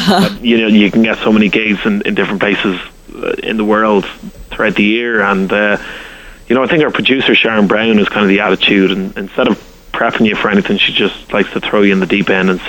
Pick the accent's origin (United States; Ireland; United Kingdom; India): Ireland; accent: Irish; as an Irishman, only a few years ago, I'd never been to the States